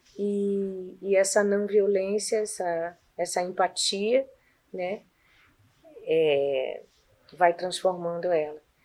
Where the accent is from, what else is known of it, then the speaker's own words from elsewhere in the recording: Northeast Brazil, Brazil; now in São Paulo, Brazil; eu me identifico nesse lugar de sou nordestina, né? Eu sou retirante